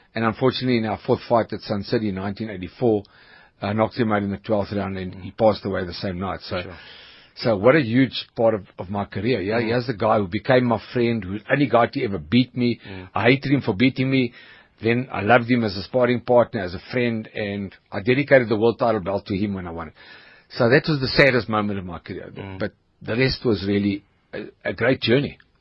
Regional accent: Johannesburg, Gauteng, South Africa; also born or lived in Troyeville, Johannesburg; I was born in Troyville near Ellis Park uh, Rugby Stadium. Raised in Malvern.

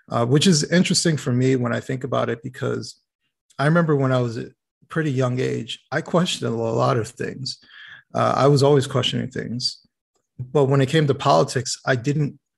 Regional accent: Detroit, Michigan, United States; born there; So um, I was born in Detroit. Um, kind of moved all over the place throughout the country.

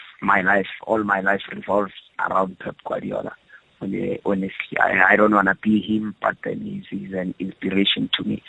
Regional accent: Johannesburg, Gauteng, South Africa; I was born in Alex. I started everything in Alex

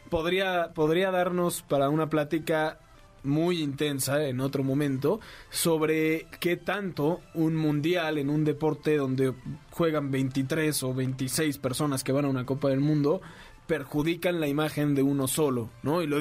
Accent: Argentina; No, es que yo, aparte de argentino, soy inglés.

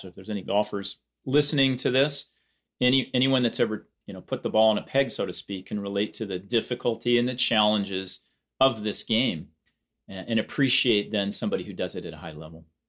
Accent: Eugene, Oregon, United States; here in Eugene, Oregon, back in my hometown

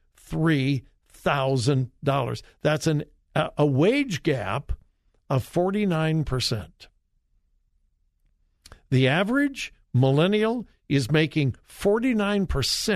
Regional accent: Los Angeles, California, United States; moved away; I loved growing up in Southern California

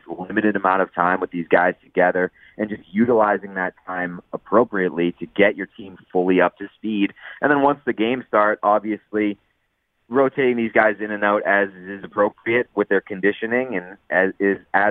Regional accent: Boston, Massachusetts, United States; I'm from Boston

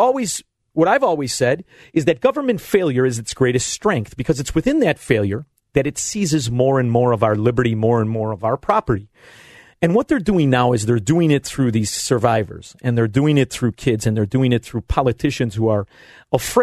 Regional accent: Melrose Park, Illinois, United States; now in Elmwood Park, United States; I'm from Melrose Park. I live in Elmwood Park.

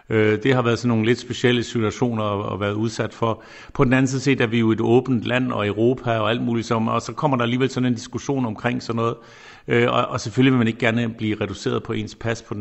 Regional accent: Denmark; Men de får selvfølgelig også alle sammen at høre, hvor jeg kommer fra. Herinde på ministerkontoret på mit skrivebord står selvfølgelig Dannebro, øh, det er der ingen tvivl om

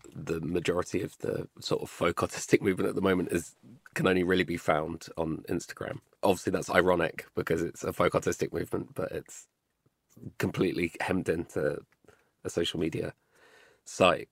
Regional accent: London, United Kingdom; me as a Londoner

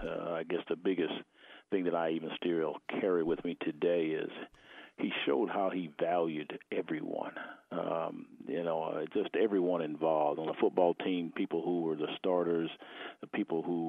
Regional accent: Fort Worth, Texas, United States; I grew up in Fort Worth, Texas

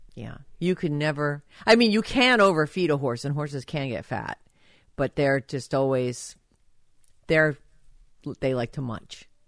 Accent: Rhode Island, United States; I was born in Rhode Island

